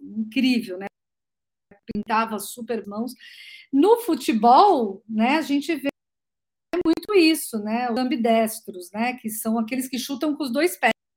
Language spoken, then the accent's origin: Portuguese; Santos, São Paulo, Brazil; sou nascida em Santos, tenho 52 anos, é, sou da praia